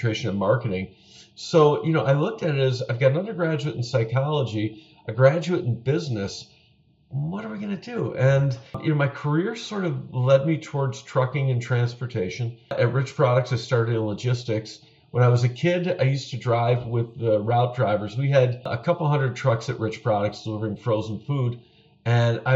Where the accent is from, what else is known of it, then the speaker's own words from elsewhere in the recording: Buffalo, New York, United States; I grew up in Buffalo, New York, the west side of Buffalo. Born and raised on Lafayette Avenue on the west side, and I've lived in Buffalo all my life.